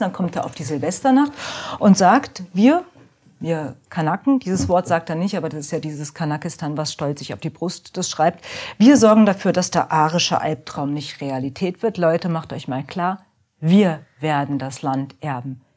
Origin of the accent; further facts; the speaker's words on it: Offenbach, Hesse, Germany; ich bin in Offenbach groß geworden.